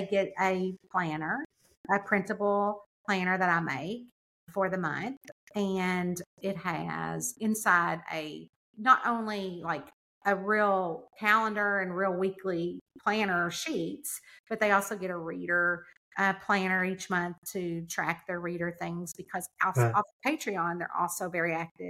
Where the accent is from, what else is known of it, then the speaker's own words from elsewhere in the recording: the South, United States; I'm from the South. We feel like when you come in, we have got an Entenmann's cake waiting on the table for you, a pot of coffee.